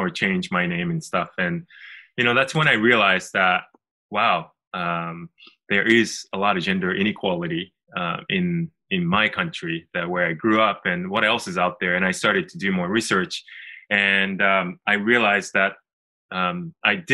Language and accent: English; Japan; I'm originally from Japan, and we actually live in Tokyo